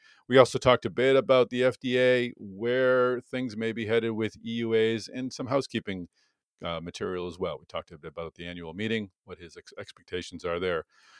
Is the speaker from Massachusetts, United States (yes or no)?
yes; Boston, Massachusetts, United States; That's in Boston, of course, my hometown.